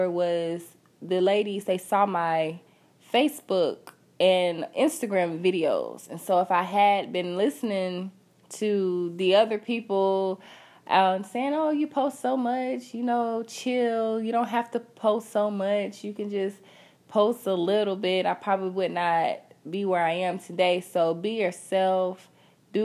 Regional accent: Augusta, United States; I'm from Augusta, so I'm not used to traveling

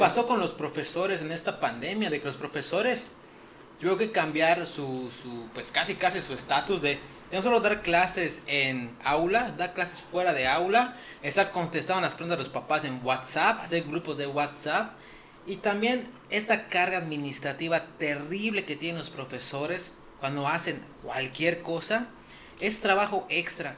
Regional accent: Mexico; como mexicanos

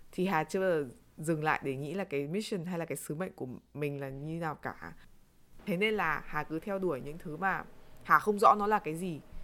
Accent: Vietnam; chúng mình là người Việt Nam

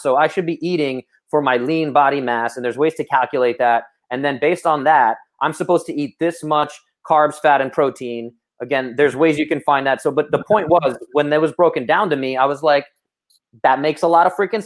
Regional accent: New York City, New York, United States; I'm from Brooklyn

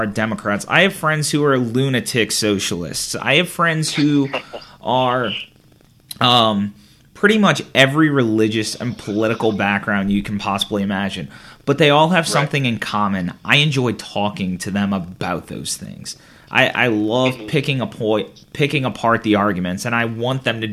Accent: St. Charles Parish, Louisiana, United States; despite not moving from my hometown after college

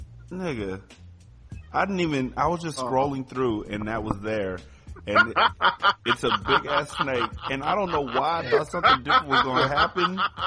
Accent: West Coast, United States; I'm from the West Coast.

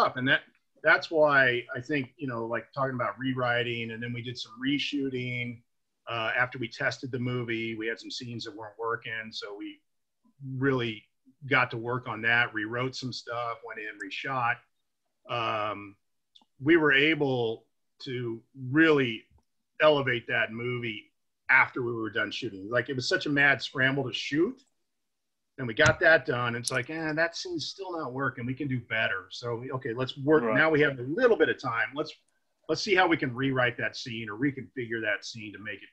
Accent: Indiana, United States; I'm from Indiana

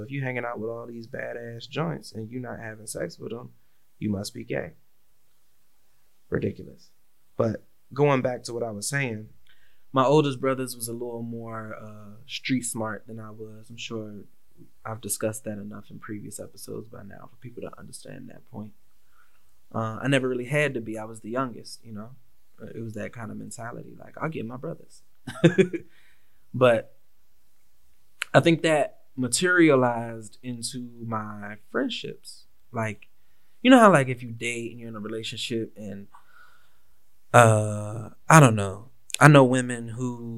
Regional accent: Washington, District of Columbia, United States; growing up in the Washington, D.C. area, especially post-crack epidemic

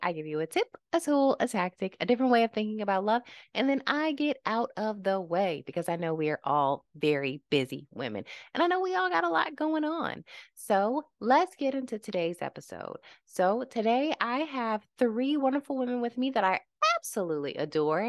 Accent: Lynchburg, Virginia, United States; I'm from Lynchburg

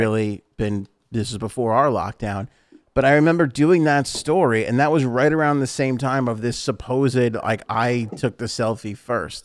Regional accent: New York, United States; as a New Yorker

